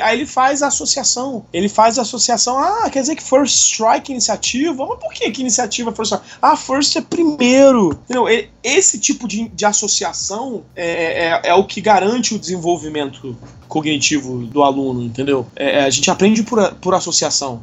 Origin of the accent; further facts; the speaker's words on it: Rio de Janeiro, Brazil; eu sou aqui do Rio de Janeiro, sou nascido e crescido aqui no Rio de Janeiro